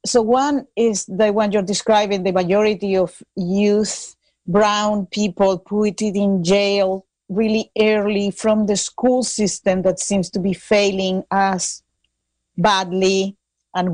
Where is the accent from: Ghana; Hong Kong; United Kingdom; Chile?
Chile; now in United States; I'm from Chile